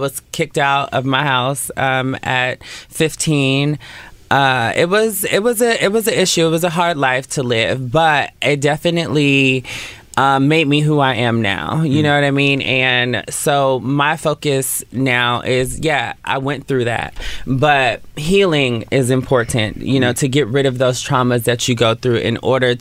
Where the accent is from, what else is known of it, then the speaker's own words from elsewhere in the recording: Oakland, California, United States; moved away as an adult; now in Los Angeles, United States; So, I'm from East Oakland, deep East Oakland, which is like 98th and East 14th